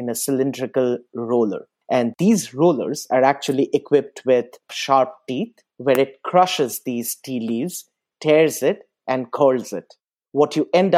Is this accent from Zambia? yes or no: no; Guwahati, Assam, India; And Guwahati, which is the biggest city in Assam and which is my hometown